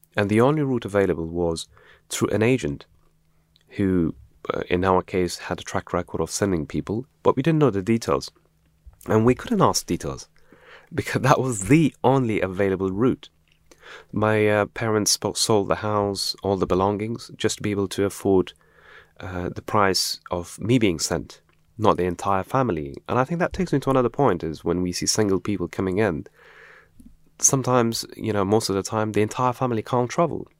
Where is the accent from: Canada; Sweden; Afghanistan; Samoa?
Afghanistan; now in United Kingdom; I was born in Afghanistan in, during the Afghan Soviet conflict in nineteen eighty-three.